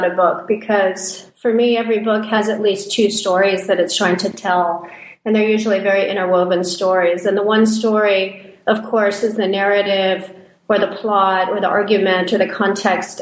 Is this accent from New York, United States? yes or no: no; San Francisco Bay Area, California, United States; also born or lived in Santa Cruz; growing up in the San Francisco Bay Area, where I had grown up in what I would call a pretty progressive, kind of queer positive social environment in Santa Cruz and San Francisco.